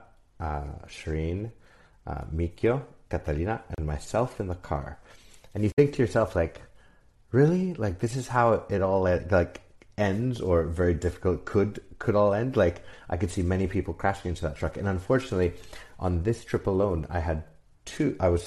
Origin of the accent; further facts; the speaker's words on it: Montreal, Quebec, Canada; now in Mexico; I'm half Mexican, half Canadian, born and raised in Montreal